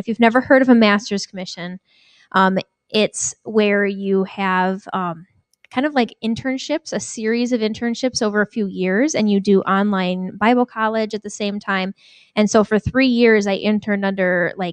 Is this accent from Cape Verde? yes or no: no; Jamestown, New York, United States; moved away as an adult; now in Minneapolis, United States; I grew up in New York State, Jamestown, New York